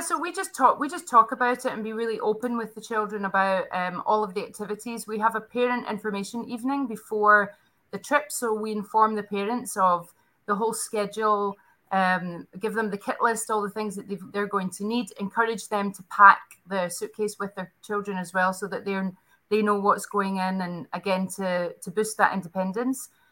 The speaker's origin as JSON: {"language": "English", "region": "Scotland", "country": "United Kingdom", "also_born_or_lived": "Abu Dhabi, United Arab Emirates", "moved": "as an adult", "lives_now": "Prague, Czech Republic", "said": "I'm originally from Scotland"}